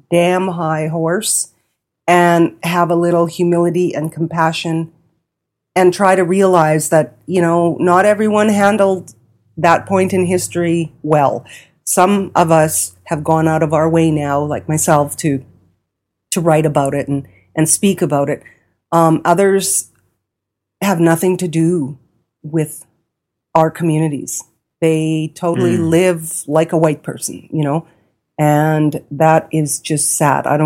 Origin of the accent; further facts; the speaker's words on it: India; because I'm an Indian, you know, I can't read